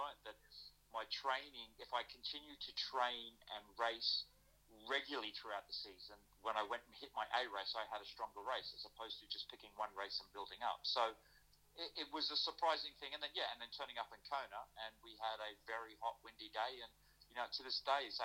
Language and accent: English; Australia; moved away as an adult; now in London, United Kingdom; growing up in Australia, you could step onto a tennis court anywhere and play